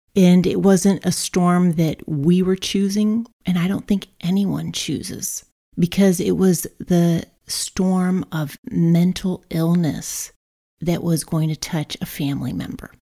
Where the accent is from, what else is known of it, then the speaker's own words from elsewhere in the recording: Brazil; I was raised in Brazil